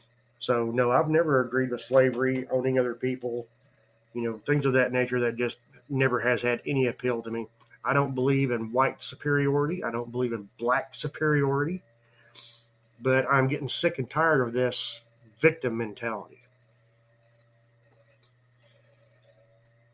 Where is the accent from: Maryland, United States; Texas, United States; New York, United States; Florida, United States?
Texas, United States; San Antonio; I was born in San Antonio, Texas, from a full-blooded Indian father and a full-blooded Irish mother